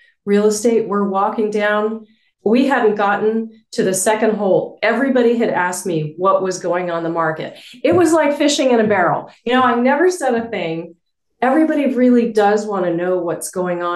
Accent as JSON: {"language": "English", "town": "Albuquerque", "region": "New Mexico", "country": "United States", "tie": "born or raised there", "moved": "as an adult", "said": "I moved back to my hometown where I knew people"}